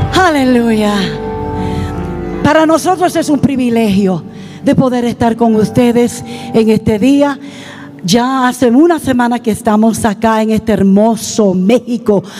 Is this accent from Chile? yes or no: no; Puerto Rico; moved away as an adult; now in Canada; Mi esposo y yo somos originalmente de Puerto Rico. Somos boricuas. Pero ya hace casi 40 años que el Señor nos llevó al norte